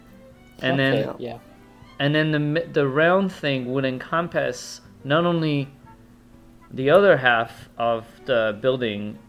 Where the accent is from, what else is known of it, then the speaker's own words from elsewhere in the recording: United States; accent: American; my weird American accent